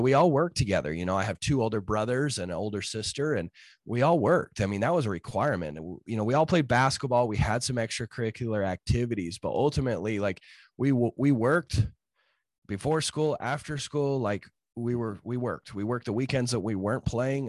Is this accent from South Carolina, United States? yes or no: no; Utah, United States; I grew up in Utah in the, in, you know, the, the Rocky Mountains